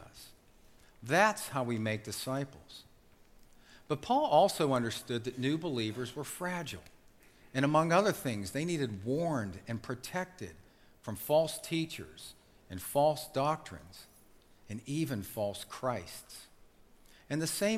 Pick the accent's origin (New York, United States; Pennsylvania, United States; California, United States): Pennsylvania, United States; Pittsburgh; I grew up in Brighton Heights on the north side.